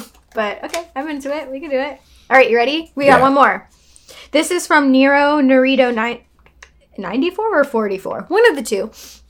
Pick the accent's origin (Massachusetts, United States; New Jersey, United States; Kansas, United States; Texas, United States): Texas, United States; I'm from Texas.